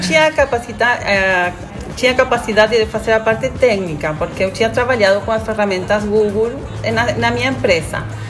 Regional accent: Argentina; Portuguese is a second language; moved away as an adult; now in Garopaba, Brazil; sou argentina.

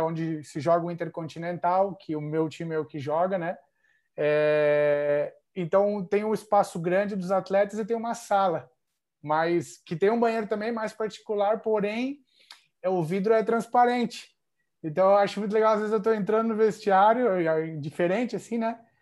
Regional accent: Joinville, Santa Catarina, Brazil; moved away as an adult; also born or lived in Nova Veneza, Brazil / Spain / Italy; now in Bangkok, Thailand; eu nasci em Nova Veneza, né? Bem perto de Tubarão, porém me criei em Joinville

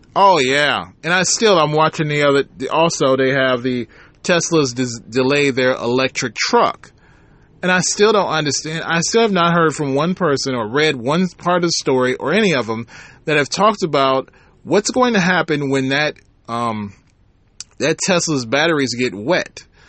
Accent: Michigan, United States; my home state, Michigan

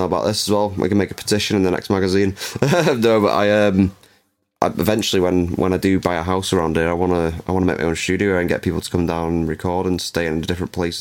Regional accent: England, United Kingdom; now in Anglesey, United Kingdom; I'm English.

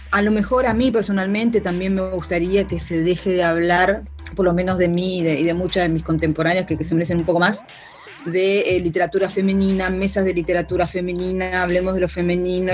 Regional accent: Argentina; elijo Argentina sí, por supuesto, porque es lo que es mi país natal

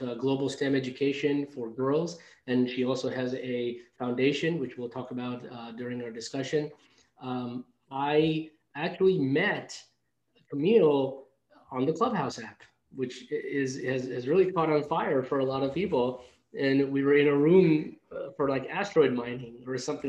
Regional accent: New York City, New York, United States; also born or lived in India; I grew up in New York City

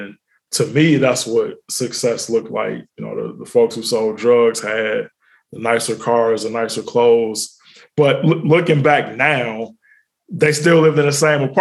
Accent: Cincinnati, Ohio, United States; also born or lived in Italy; now in Atlanta, United States; Born and raised in Cincinnati

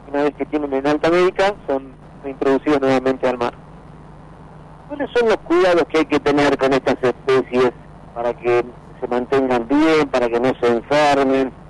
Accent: Mar del Plata, Buenos Aires Province, Argentina; born there; No, yo soy nacido acá en Mar del Plata y estudié en la Universidad de La Plata

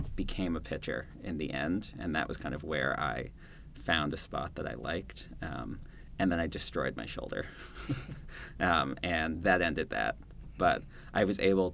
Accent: Maine, United States; where I grew up in Maine

